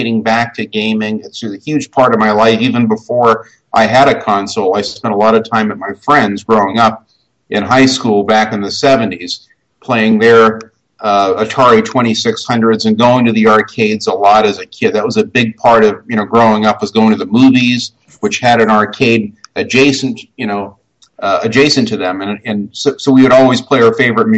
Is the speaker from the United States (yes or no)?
yes; United States; I'm half Scottish and half Irish. I mean, I'm American, but that's where my family goes all the way back